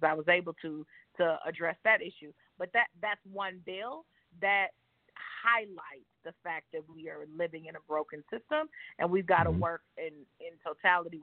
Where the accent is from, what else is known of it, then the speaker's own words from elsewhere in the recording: St. Louis, Missouri, United States; moved away; also born or lived in Washington, D.C. / Indianapolis, Indiana; I'm from St. Louis